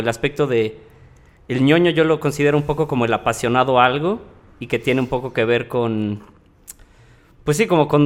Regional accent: Xalapa, Veracruz, Mexico; born there; Eh, yo nací en Veracruz, en realidad, en Jalapa, y me he mudado como 10 veces en toda mi vida, honestamente.

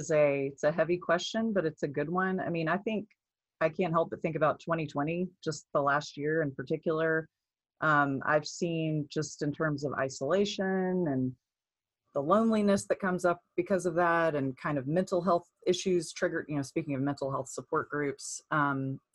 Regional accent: Nashville, Tennessee, United States; moved away as an adult; also born or lived in Pittsburgh; now in Kansas City, United States; I'm originally from Nashville

